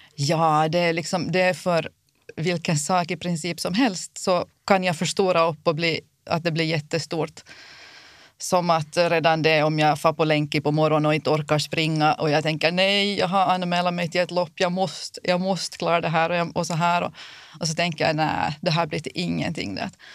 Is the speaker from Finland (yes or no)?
yes; Kimitoön, Southwest Finland, Finland; jag kommer från Kimitoön